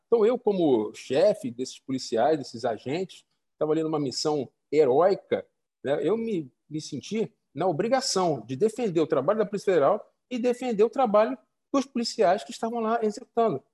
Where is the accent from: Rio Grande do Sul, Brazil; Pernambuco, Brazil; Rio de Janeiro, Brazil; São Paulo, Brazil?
Rio de Janeiro, Brazil; moved away as an adult; also born or lived in Roraima / Maranhão; now in Amazonas, Brazil; Eu sou carioca, vim para a Amazônia tem 10 anos, trabalhei em Roraima, Maranhão, que fica na Amazônia Legal, e, aqui no, no, Amazonas agora